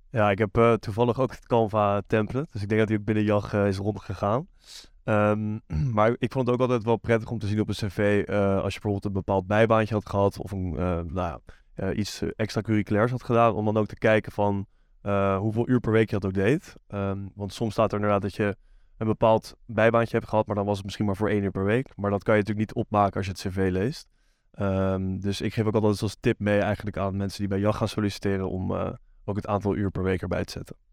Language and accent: Dutch; Amsterdam, North Holland, Netherlands; Ik kom uit eh, Amsterdam